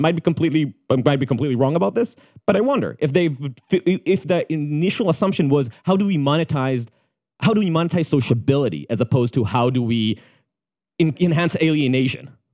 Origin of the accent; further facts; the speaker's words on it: Israel; moved away as an adult; growing up in Tel Aviv or Jerusalem